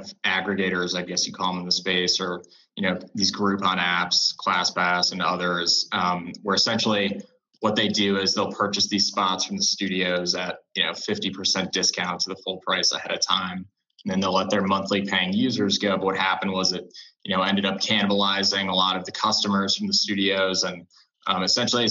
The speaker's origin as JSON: {"language": "English", "town": "Chicago", "region": "Illinois", "country": "United States", "moved": "as an adult", "lives_now": "New York, United States", "said": "I'm originally from Chicago"}